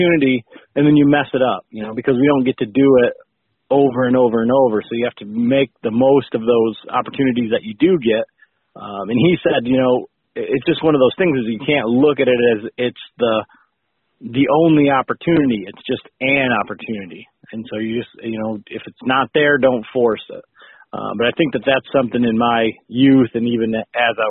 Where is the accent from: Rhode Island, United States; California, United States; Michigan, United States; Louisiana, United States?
Michigan, United States; West; I'm from West Michigan, born and raised